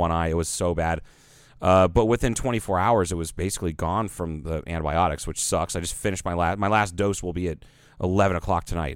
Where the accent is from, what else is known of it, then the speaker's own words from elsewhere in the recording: Ohio, United States; I'm from Ohio